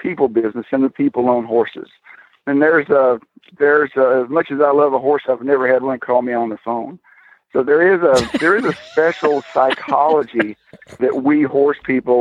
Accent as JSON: {"language": "English", "region": "Texas", "country": "United States", "also_born_or_lived": "Florida", "accent": "southern", "moved": "yes", "lives_now": "Wilder, United States", "said": "I'm from Texas"}